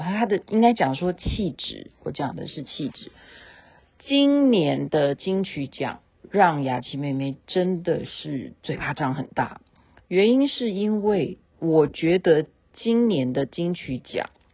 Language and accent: Chinese; Taiwan; 我是台妹啊